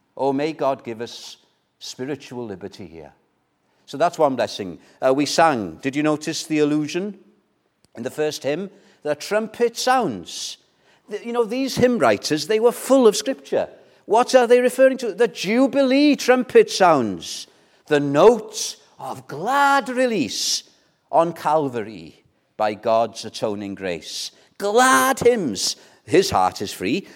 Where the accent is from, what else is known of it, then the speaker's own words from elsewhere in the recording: Wales, United Kingdom; first language Welsh; English is a second language; Welsh, my mother tongue